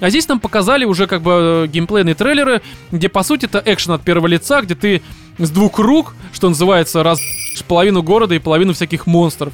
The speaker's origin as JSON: {"language": "Russian", "country": "Russia", "said": "Я россиянин"}